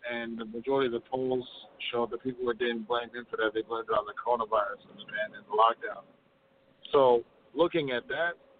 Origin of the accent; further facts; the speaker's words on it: Midwest, United States; I'm from the Midwest